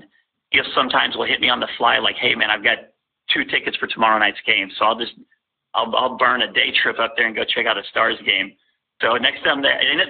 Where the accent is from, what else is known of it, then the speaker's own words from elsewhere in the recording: Fort Worth, Texas, United States; I'm from that area. I'm born and raised in Fort Worth.